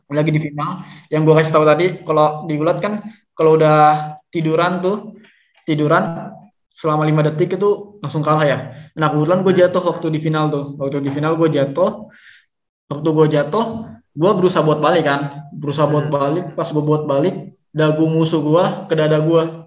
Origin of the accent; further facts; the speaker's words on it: Bogor Regency, West Java, Indonesia; also born or lived in Jakarta; gue dari Kabupaten Bogor